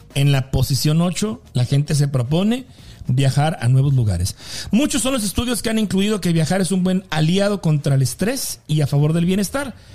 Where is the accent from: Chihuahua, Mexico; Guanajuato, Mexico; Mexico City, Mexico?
Chihuahua, Mexico; Delicias; moved away as an adult; now in Kansas, United States; cuando me vine de México, de Delicias, me vine a trabajar a radio